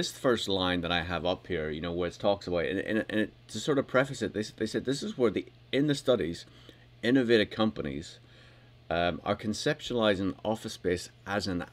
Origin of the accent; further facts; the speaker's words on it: United Kingdom; I'm British